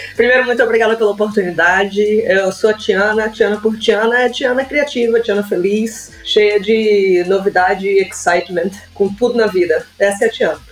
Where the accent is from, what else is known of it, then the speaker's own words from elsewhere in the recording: São Luís, Maranhão, Brazil; moved away as an adult; now in Canada; Eu sou de São Luís, Maranhão.